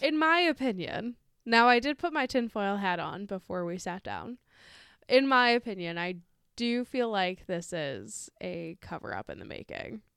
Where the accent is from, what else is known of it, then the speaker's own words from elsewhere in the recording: United States; I'm an American